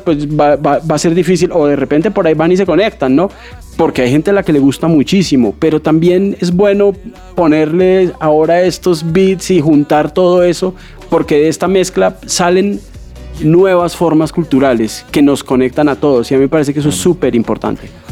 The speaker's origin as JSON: {"language": "Spanish", "region": "Bogotá", "country": "Colombia", "tie": "born or raised there", "said": "yo nací aquí en Bogotá"}